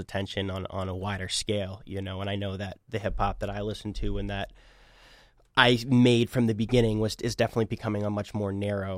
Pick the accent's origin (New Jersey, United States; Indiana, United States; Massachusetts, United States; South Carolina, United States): Massachusetts, United States; Boston; also born or lived in Chicago / Medford / Cambridge; So I grew up in Boston. I've lived here my whole life, minus a couple years for college.